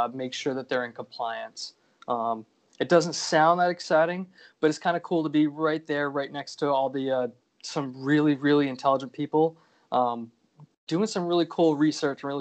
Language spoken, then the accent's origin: English; an hour north of Portland, Maine, United States; now in Dartmouth, New Hampshire, United States; I grew up an hour north of Portland